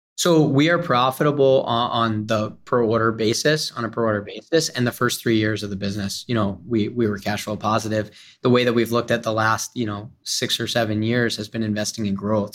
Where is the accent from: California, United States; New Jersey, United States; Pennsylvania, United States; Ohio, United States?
Pennsylvania, United States; Philadelphia; I'm from Philadelphia